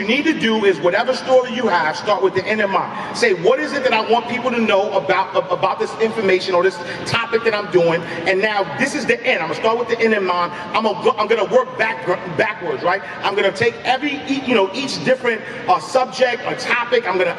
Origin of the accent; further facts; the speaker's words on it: Harlem, New York, United States; The reason why I start off my story every day that I am from Harlem and I am from St. Nicholas Project, because there are a million, and I've never sold dope.